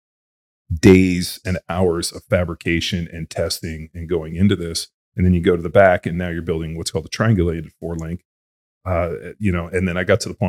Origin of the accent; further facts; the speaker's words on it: Southern California, United States; I grew up in Southern California, which is really like the heart of desert racing